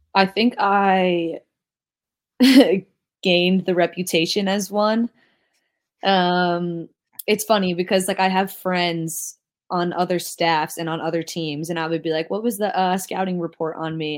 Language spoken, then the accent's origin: English; New Jersey, United States; I'm from New Jersey